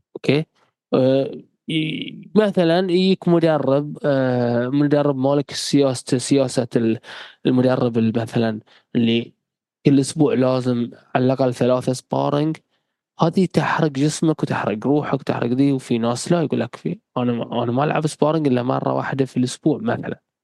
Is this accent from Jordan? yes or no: no; Bahrain; احنا عندنا مثل بحرين